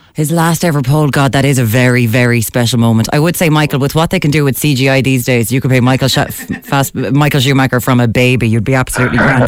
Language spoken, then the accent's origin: English; Limerick, Munster, Ireland; my hometown of Limerick